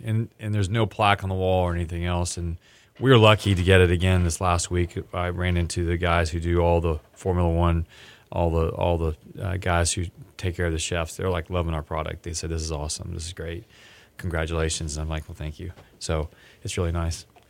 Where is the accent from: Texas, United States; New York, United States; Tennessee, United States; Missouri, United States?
Texas, United States; I'm from Texas, and I was the only American gonna be there.